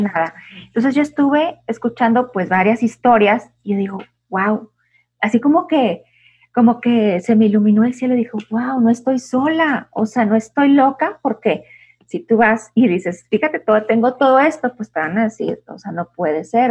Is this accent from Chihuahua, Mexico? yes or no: yes; Chihuahua, Mexico; Yo también soy de Chihuahua